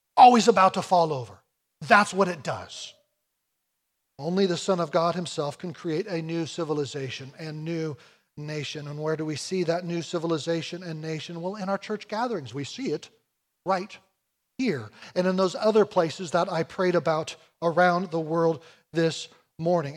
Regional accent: United States; I come from America

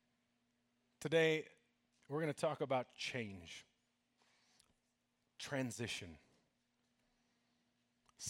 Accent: Colorado, United States; I'm from Colorado

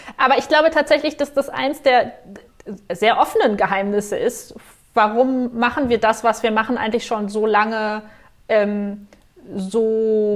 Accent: Germany; als Deutsche

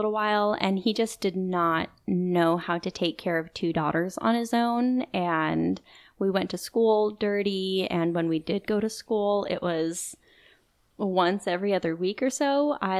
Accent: Boise, Idaho, United States; also born or lived in Dallas, Texas; I was born in Dallas, Texas. And then when I was about 2 years old, we moved to Boise, Idaho.

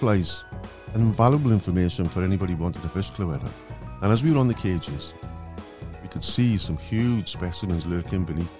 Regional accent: Welsh, Wales, United Kingdom; being as Welsh

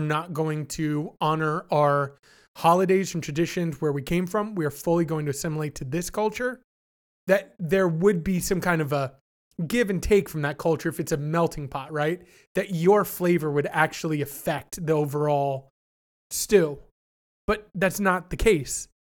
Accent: Canada; I'm not an American. I'm Canadian.

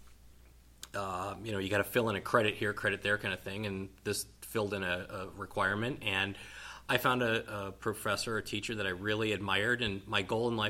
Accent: Wisconsin, United States; also born or lived in Muncie, Indiana / Columbia, Missouri; Born and raised in Wisconsin, spent many a days eating cheese curds and shoveling snow

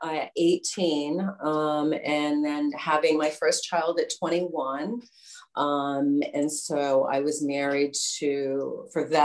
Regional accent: Westerly, Rhode Island, United States; now in Wakefield, United States; I grew up in Westerly, and I moved, 30 minutes away to Wakefield.

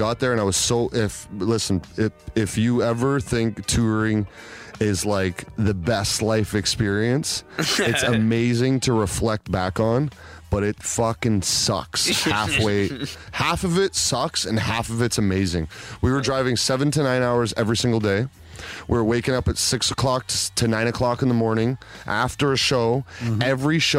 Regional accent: Toronto, Ontario, Canada; my hometown people are here.

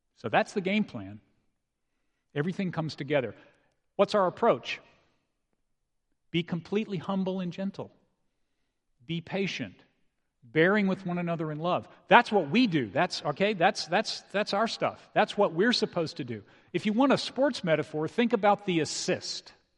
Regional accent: San Antonio, Texas, United States; I grew up in San Antonio

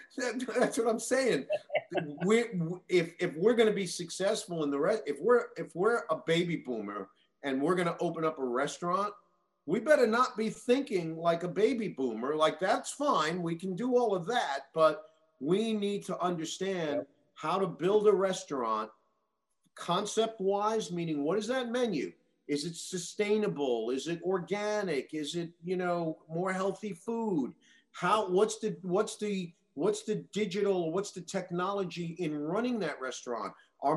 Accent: Queens, New York, United States; I grew up in Queens. I know it really.

